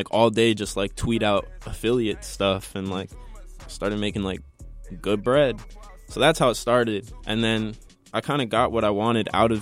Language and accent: English; Maplewood, New Jersey, United States; I'm 17 years old. And I'm from Maplewood